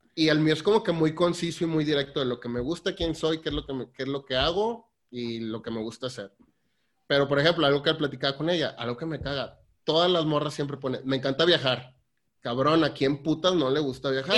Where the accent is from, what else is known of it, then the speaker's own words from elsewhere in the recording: Tampico, Tamaulipas, Mexico; also born or lived in Saltillo / Netherlands; Soy de, Saltillo, pero me criaron en Tampico. Eh, allá trabajo, allá vivo